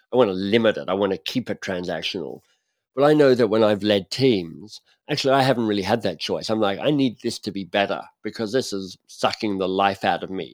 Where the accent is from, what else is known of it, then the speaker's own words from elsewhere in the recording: Australia; moved away as an adult; also born or lived in Oxford; I'm Australian